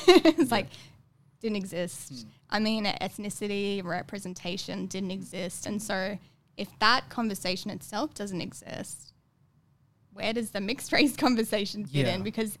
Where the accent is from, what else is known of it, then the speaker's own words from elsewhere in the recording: Brisbane, Queensland, Australia; moved away as an adult; also born or lived in London; So they came here when I was two. And then I grew up in Brisbane for most of my life.